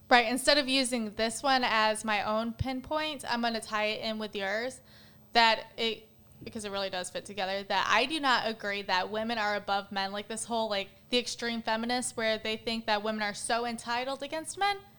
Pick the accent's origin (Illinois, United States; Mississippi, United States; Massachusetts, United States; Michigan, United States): Michigan, United States; Battle Creek; moved away; I'm from Battle Creek, Michigan originally